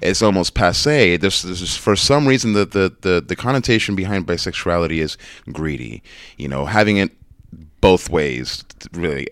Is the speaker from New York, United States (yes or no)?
yes; New York City, New York, United States; growing up in New York, in the Bronx